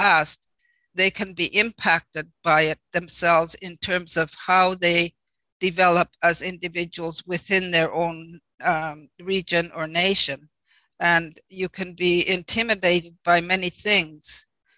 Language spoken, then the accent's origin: English; Canada; I come from the Inuit community